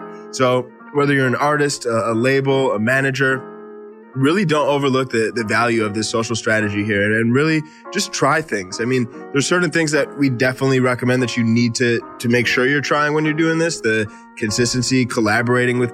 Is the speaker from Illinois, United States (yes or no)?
yes; Chicago, Illinois, United States; I grew up in Chicago